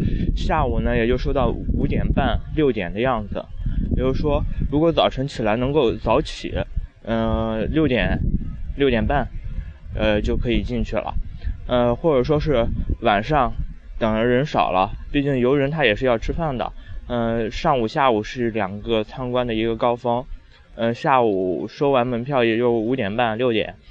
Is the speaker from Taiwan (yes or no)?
no; Qingdao, Shandong, China; moved away as an adult; also born or lived in Weihai, China / Wuhan, China; 小时候是在青岛，然后大学是在威海上的。